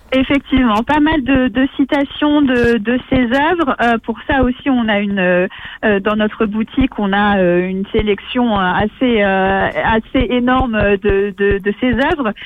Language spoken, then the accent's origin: French; Puisaye, Bourgogne-Franche-Comté, France; je suis une enfant du pays